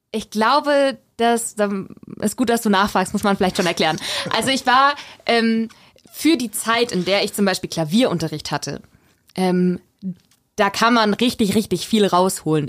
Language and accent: German; Weiden in der Oberpfalz, Bavaria, Germany; moved away as an adult; also born or lived in Störnstein; now in Regensburg, Germany; ich bin ja in Rotenstadt aufgewachsen